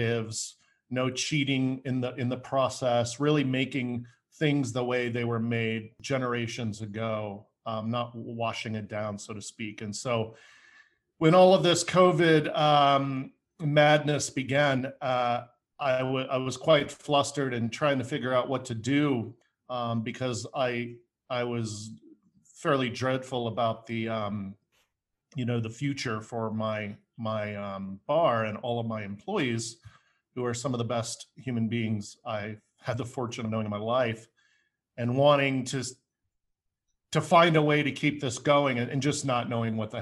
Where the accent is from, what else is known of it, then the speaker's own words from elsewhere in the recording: United States; also born or lived in Denver, Colorado; I'm an American fellow. I live in Denver, Colorado at the moment